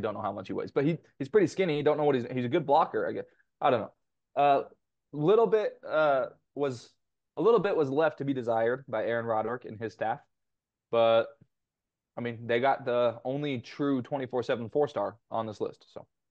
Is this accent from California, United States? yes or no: yes; Temecula, California, United States; Basically my hometown, my wife's hometown.